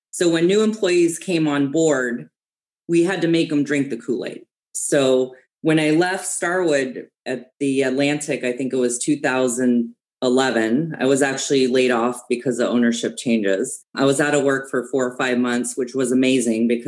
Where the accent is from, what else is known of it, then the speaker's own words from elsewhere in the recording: Germany; I grew up in Germany, actually. My dad was in the US Army. He actually met my mom and they got married. And then, of course, I was born in Germany. I was there for 20 years.